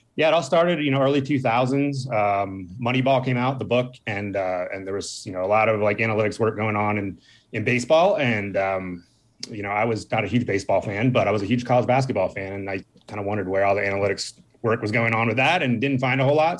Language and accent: English; Northern Virginia, United States; I grew up on the East Coast, uh, uh, Northern Virginia